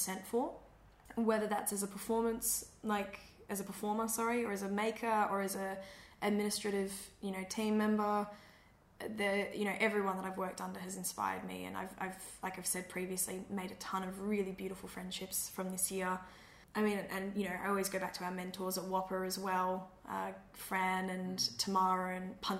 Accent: Perth, Western Australia, Australia; Perth will always be home in the sense that I will always say I'm from Perth and my parents live here and my family's here

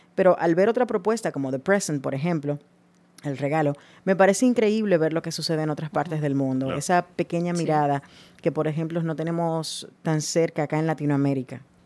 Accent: Dominican Republic; soy dominicana

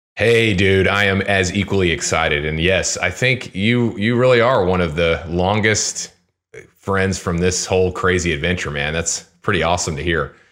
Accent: Houston, Texas, United States; now in Lincoln, United States; I'm from Houston originally

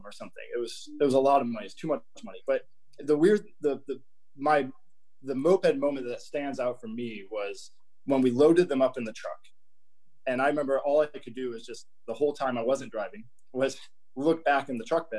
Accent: Elkhart, Indiana, United States; I grew up in a little town, Elkhart, Indiana, which is about 100 miles east of Chicago

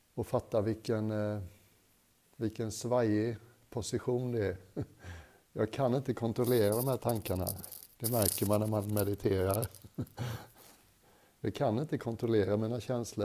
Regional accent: Sweden; Jag är svensk

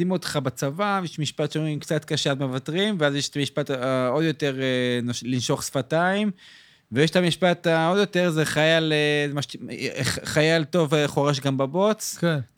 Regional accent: Jerusalem, Jerusalem District, Israel; moved away as an adult; now in Tel Aviv, Israel; במקור ירושלמי

